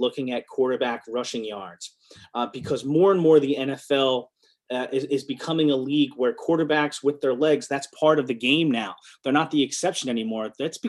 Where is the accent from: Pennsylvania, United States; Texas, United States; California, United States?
Pennsylvania, United States; Philadelphia; my hometown Philadelphia Eagles